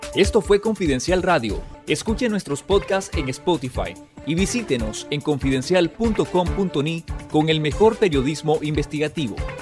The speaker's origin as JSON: {"language": "Spanish", "country": "Nicaragua", "said": "como ciudadano nicaragüense"}